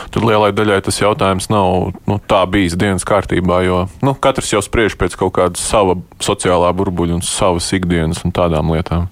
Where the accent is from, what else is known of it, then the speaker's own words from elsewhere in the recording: Sigulda, Sigulda Municipality, Latvia; Es pats no Siguldas esmu